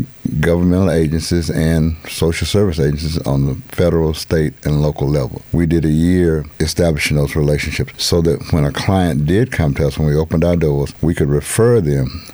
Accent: Houston, Texas, United States; I'm originally from Houston

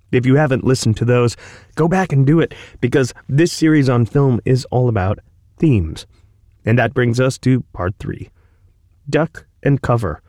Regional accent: American Midwest, United States; When I was growing up in the American Midwest in the 1980s

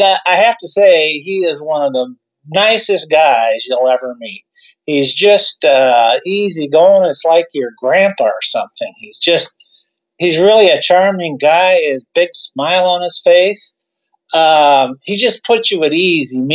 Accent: Lakeview, Iowa, United States; also born or lived in Des Moines, Iowa; I grew up in Lakeview, Iowa, which is a small town northwest Iowa

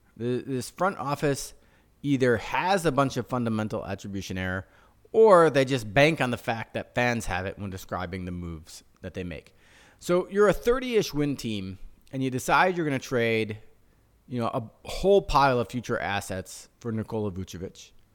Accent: Chicago, Illinois, United States; we're from Chicago

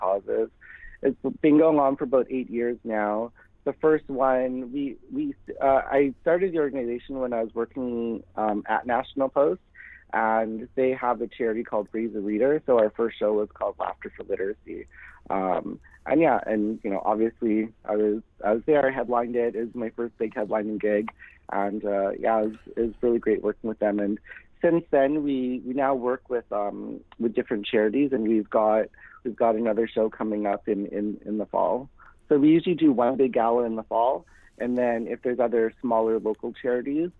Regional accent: Winnipeg, Manitoba, Canada; I grew up in Winnipeg, Manitoba

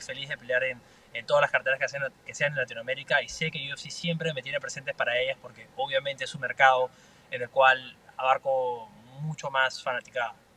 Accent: Peru; now in Miami, United States; soy representante eh, peruano, representante latino

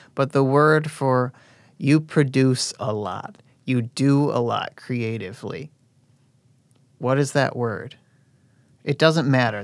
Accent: Oak Forest, Illinois, United States; I'm from Oak Forest

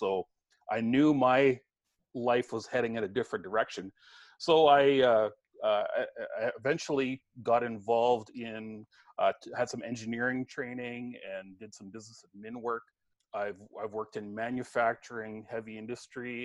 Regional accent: just north of Brandon, southwestern Manitoba, Canada; I grew up in southwestern Manitoba, just north of Brandon

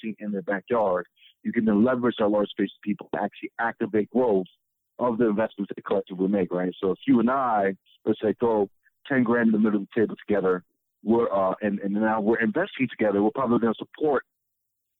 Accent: Alexandria, Virginia, United States; moved away as an adult; also born or lived in Richmond, Virginia / Ghana; now in Detroit, United States; I'm originally from Alexandria, Virginia. I would end up growing up there

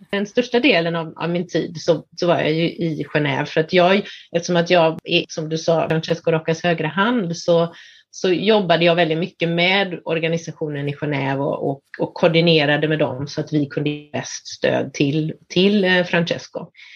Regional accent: Sweden; moved away as an adult; jag är hemma i Sverige

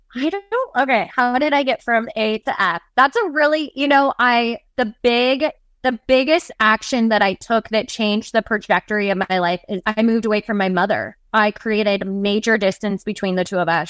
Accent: the Northwest, Pacific Northwest, United States; I was born and raised in the Northwest, still a mountain tree girl to this day

